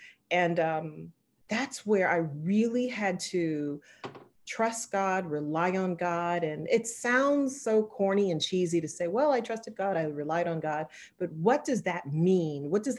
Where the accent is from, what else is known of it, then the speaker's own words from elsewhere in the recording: Charleston, South Carolina, United States; I'm originally from Charleston, South Carolina, minus the accent. My dad was military, and I ended up marrying a military member, but born and raised in Charleston